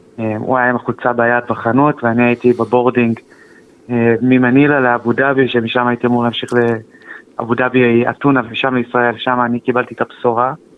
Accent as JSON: {"language": "Hebrew", "town": "Kadima", "region": "Central District", "country": "Israel", "said": "אנחנו מקדימה, בשרון"}